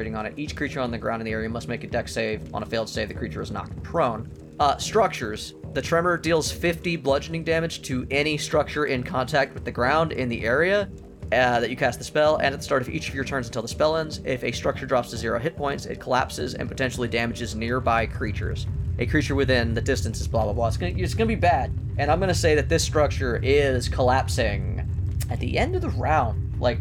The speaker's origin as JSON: {"language": "English", "region": "California", "country": "United States", "said": "We are Californian"}